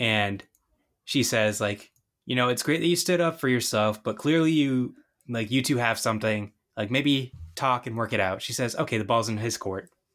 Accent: Northeast, United States; I'm from the Northeast

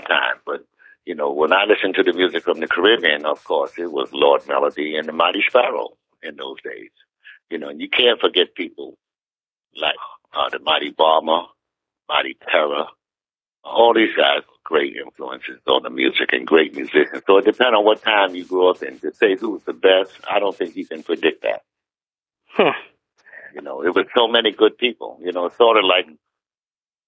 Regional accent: New York City, New York, United States; Being born and raised in Harlem

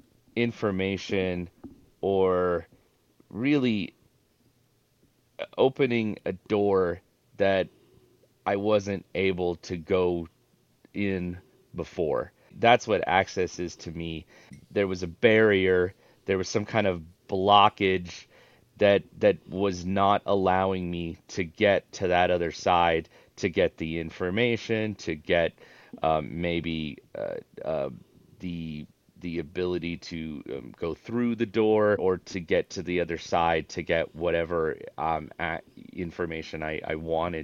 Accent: Orange County, California, United States; I was actually born in Orange County, California, back in the early 70s

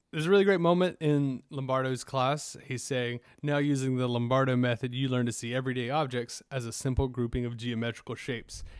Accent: South Carolina, United States; I grew up in South Carolina, so every summer we'd vacation to Myrtle Beach

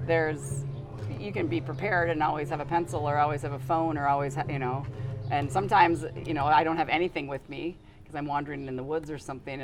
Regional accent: Hopkins, Minnesota, United States; moved away as an adult; now in Galena, United States; I grew up in the Twin City area, Hopkins

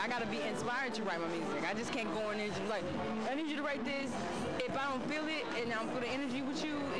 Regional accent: West Coast, United States; I'm from the East Coast. I do got a lot of East Coast influence. I understand. You know what I'm saying? But I'm from the West. You know what I'm saying? West Side.

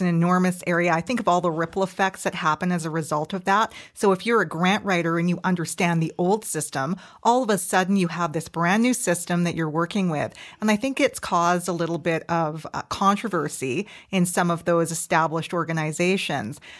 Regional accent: Canada; as a Canadian

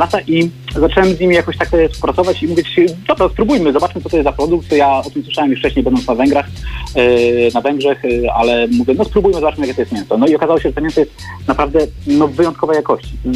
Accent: Biskupiec, Warmian-Masurian Voivodeship, Poland; Ja pochodzę z Warmii Mazur, z Biskupca, z mojej miejscowości.

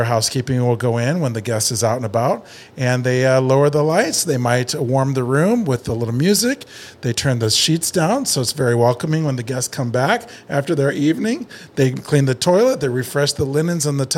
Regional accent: Indiana, United States; now in Los Angeles, United States; Yeah, I grew up in Indiana, but I've lived in LA for a long time

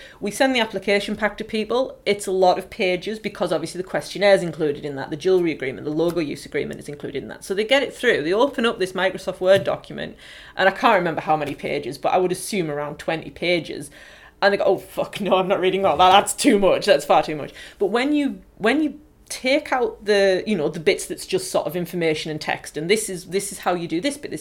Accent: County Durham, North East England, United Kingdom; accent: broad County Durham; I've got a very, very broad County Durham accent

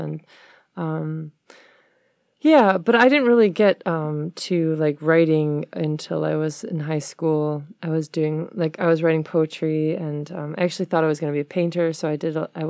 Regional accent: Detroit, Michigan, United States; Yeah, I was born on the West Side.

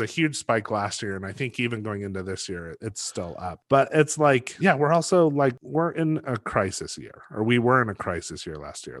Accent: Los Alamos, New Mexico, United States; I grew up in Los Alamos, which is a low crime, small town

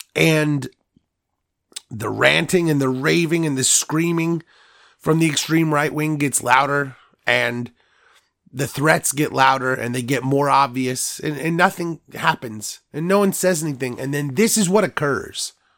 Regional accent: United States

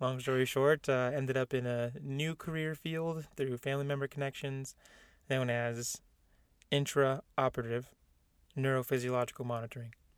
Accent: San Diego, California, United States; I was born in San Diego, California, where I went to Mount Miguel High School in Spring Valley

